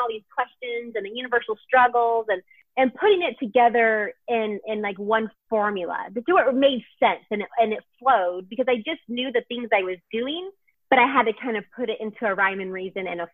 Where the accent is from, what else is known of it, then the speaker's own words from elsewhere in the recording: Houston, Texas, United States; I'm from Houston, Texas